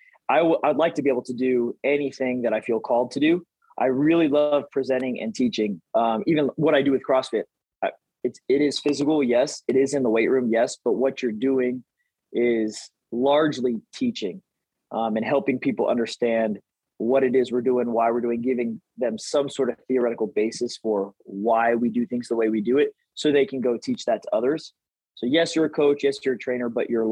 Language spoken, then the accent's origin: English; Texas, United States; growing up in Texas